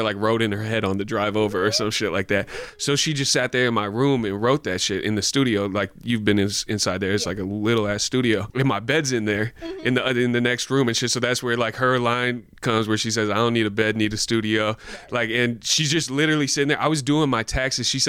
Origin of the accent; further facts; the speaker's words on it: North Bay, California, United States; I didn't grow up in the Bay, but I grew up in the North Bay